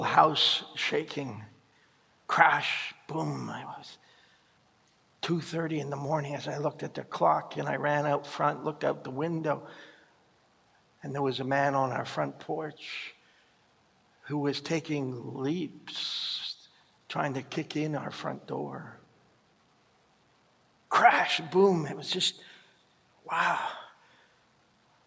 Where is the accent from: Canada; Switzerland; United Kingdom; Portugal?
Canada; our own country